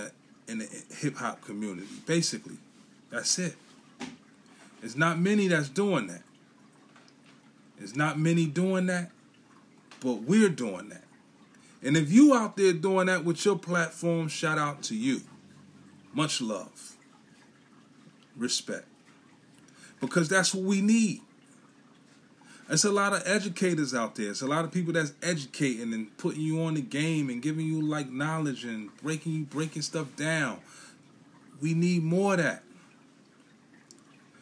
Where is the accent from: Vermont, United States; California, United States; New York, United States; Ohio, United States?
New York, United States; New York City; I'm from Brooklyn, New York, Bushwick, Brooklyn, to be exact